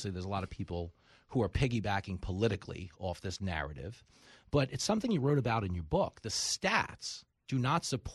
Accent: Levittown, New York, United States; I grew up in Levittown, New York, the biggest post-World War II settlement for American GIs returning home from war

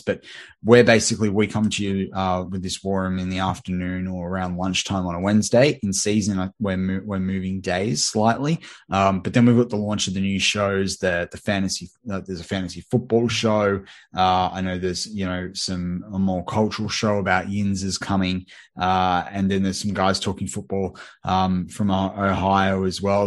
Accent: Australia; accent: Australian; I'm an Aussie

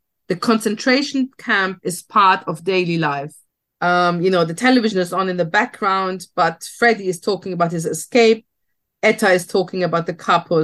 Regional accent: Germany; I grew up in Germany as a daughter of two survivors because my parents emigrated to Germany in the 60s

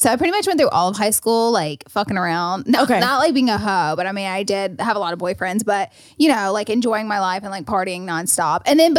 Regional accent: Alabama, United States; We're from Alabama.

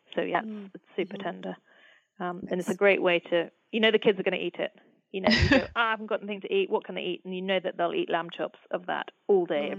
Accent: England, United Kingdom; also born or lived in United States; under 12, came back to the UK and went to school. So a lot of my families all live in the States, so I'm very English, but I do feel, you know, that I've got a part of me is very very close to America.

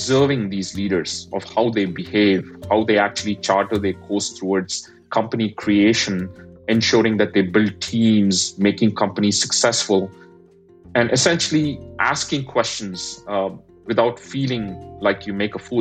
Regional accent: India; moved away; I'm an immigrant, I grew up in India

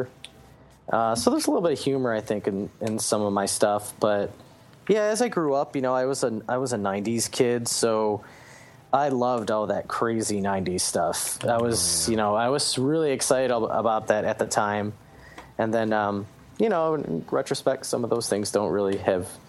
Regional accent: Michigan, United States; I grew up in Michigan

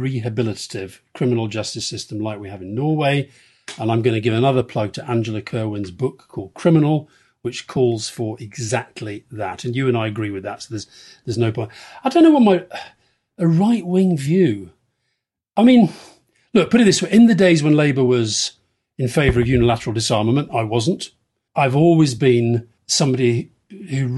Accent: Keighley, Yorkshire and the Humber, United Kingdom; I was born in Keighley in Yorkshire, and I had to walk to get to school through this area

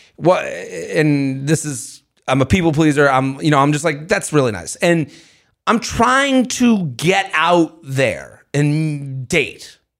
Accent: Syosset, New York, United States; I'm from Syosset.

